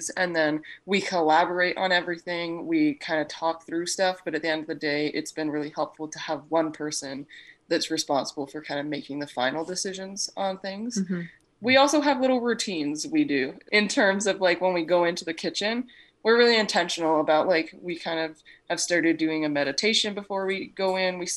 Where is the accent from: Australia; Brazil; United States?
Australia; now in Canada; I'm originally from Australia, Michaela, and my accent has totally gone.